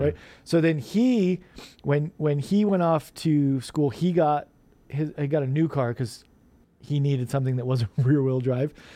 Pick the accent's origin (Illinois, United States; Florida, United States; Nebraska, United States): Nebraska, United States; Omaha; growing up in Omaha